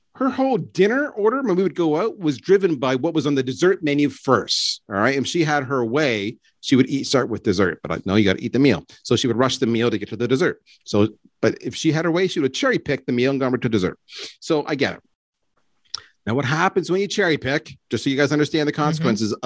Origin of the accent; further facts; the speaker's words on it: Canada; I'm Canadian.